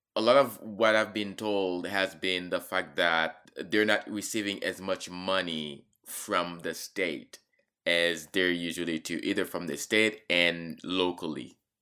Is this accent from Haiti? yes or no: yes; Haiti; now in Charlottesville, United States; growing up in Haiti and surviving a coup d'etat